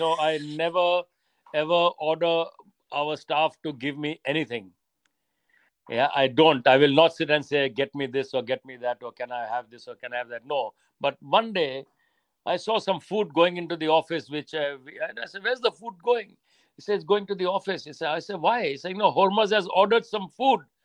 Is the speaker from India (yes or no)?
yes; India; now in United Kingdom; Growing up in India is very different to growing up in Britain, I would imagine you know here people like to be to beat or uh, by themselves whereas in india everybody is interfering in your life sometimes it's too much but they're all over you all the time and I, we yeah. grew up in that environment